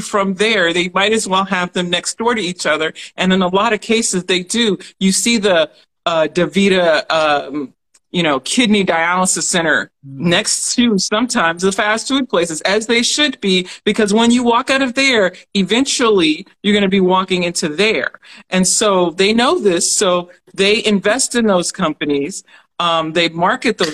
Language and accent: English; Alabama, United States; We grew up in Alabama